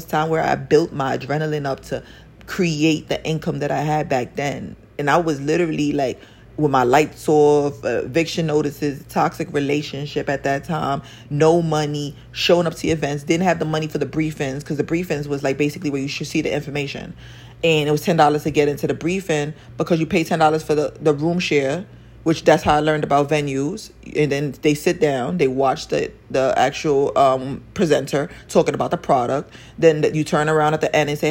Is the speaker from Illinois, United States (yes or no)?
no; New York City, New York, United States; I grew up in Spanish Harlem